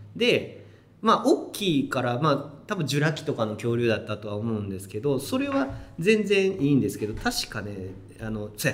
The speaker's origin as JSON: {"language": "Japanese", "town": "Kobe", "region": "Hyogo", "country": "Japan", "tie": "born or raised there", "said": "子供の頃ね神戸に住んでたんで"}